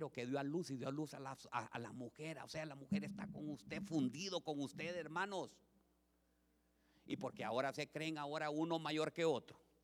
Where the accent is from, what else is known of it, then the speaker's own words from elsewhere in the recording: Olancho, Honduras; Nos, nosotras las holanchanas ponemos a los hombres